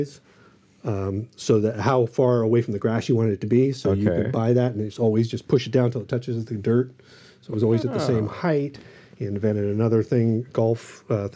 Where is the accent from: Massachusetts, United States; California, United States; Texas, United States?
California, United States; Los Angeles; I grew up in Studio City.